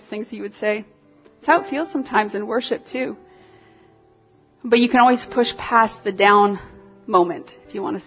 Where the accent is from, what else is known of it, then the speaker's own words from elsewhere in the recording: Toronto, Ontario, Canada; I'm from Toronto.